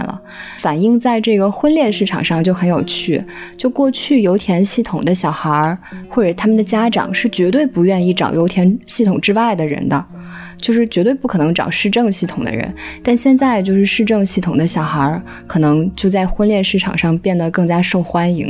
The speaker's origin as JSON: {"language": "Chinese", "region": "Zhejiang", "country": "China", "said": "我是浙江人"}